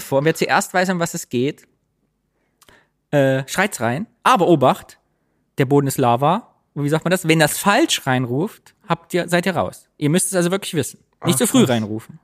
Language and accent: German; East Germany, Germany; now in Cologne, Germany; ich bin Ossi.